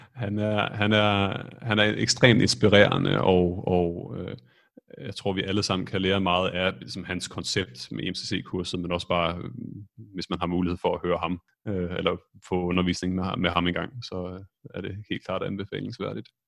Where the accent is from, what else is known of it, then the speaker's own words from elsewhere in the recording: Esbjerg, Southern Denmark, Denmark; moved away as an adult; also born or lived in Copenhagen; now in Stockholm, Sweden; jeg er født og opvokset i Esbjerg